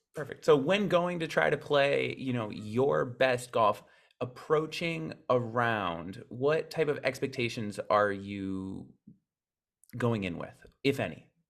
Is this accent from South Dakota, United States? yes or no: yes; South Dakota, United States; we are both from South Dakota